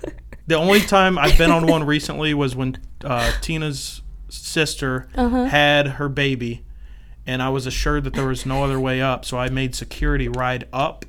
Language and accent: English; Kansas, United States; now in South Bend, United States; I'm from Kansas, so she's out there.